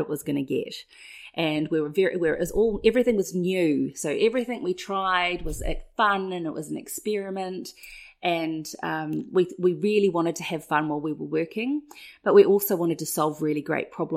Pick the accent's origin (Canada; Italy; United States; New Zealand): New Zealand; come from New Zealand, and I'm part Māori